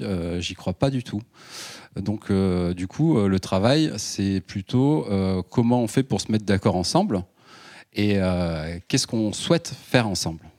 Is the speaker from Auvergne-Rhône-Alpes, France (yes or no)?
yes; Ardèche, Auvergne-Rhône-Alpes, France; je viens d'Ardèche